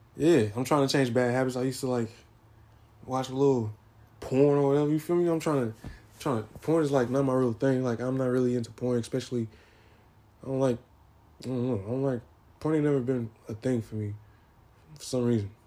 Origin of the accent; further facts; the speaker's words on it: San Diego, California, United States; moved away; also born or lived in Arkadelphia, Arkansas; I am born from San Diego, California. I was half raised in Arkadelphia, Arkansas. So I I say like San Diego's my hometown, but Arkansas is also my hometown as well.